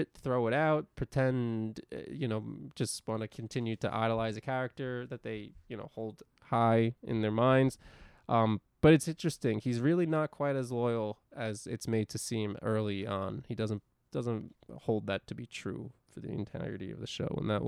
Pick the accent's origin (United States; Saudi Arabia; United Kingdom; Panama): United States; Buffalo, New York; I grew up in Buffalo, and there was lots of Italian families in the neighborhood.